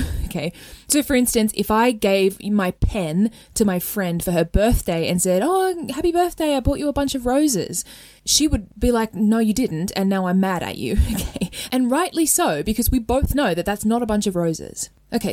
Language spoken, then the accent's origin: English; Australia; accent: Australian; In my Australian accent